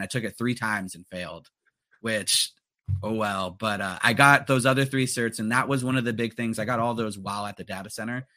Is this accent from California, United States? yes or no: yes; Los Angeles, California, United States; growing up in the San Fernando Valley of L